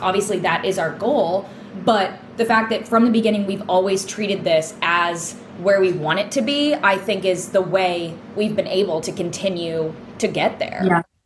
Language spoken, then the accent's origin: English; New England, United States; growing up in New England